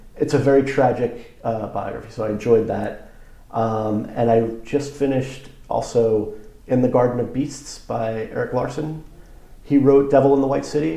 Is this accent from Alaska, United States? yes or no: no; Long Island, New York, United States; growing up on Long Island